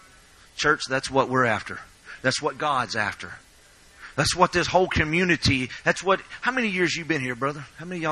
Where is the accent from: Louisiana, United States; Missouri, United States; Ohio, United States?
Louisiana, United States; I am from Louisiana